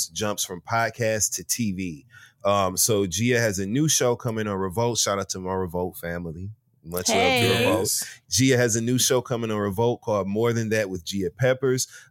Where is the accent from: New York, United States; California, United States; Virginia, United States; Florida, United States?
Virginia, United States; I'm from Virginia.